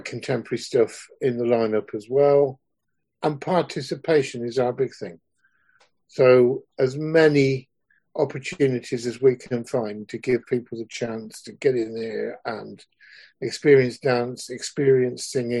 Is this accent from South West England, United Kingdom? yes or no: yes; Swindon, South West England, United Kingdom; I grew up in Wiltshire. I grew up in Stratton, just outside Swindon